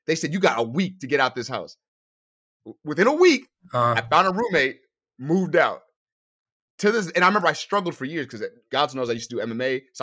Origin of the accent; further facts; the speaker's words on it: Newark, New Jersey, United States; born there; also born or lived in New York; I was born in Newark, New Jersey.